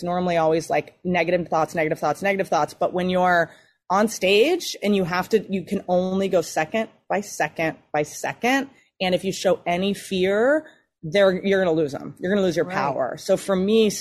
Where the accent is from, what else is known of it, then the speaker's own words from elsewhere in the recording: United States; now in Los Angeles, United States; I'm really from Virginia, West Virginia